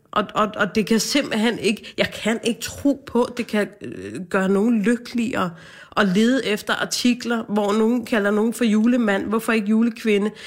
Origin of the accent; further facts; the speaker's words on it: Hvidovre, Capital Region of Denmark, Denmark; jeg er fra Hvidovre